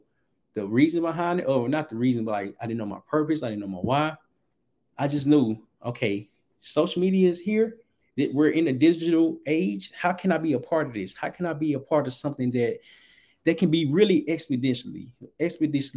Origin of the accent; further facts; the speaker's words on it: Little Rock, Arkansas, United States; moved away; I'm originally from Little Rock, Arkansas.